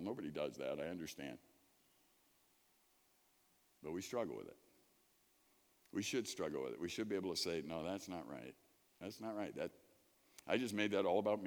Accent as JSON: {"language": "English", "town": "Chicago", "region": "Illinois", "country": "United States", "tie": "born or raised there", "moved": "yes", "said": "I grew up in Chicago."}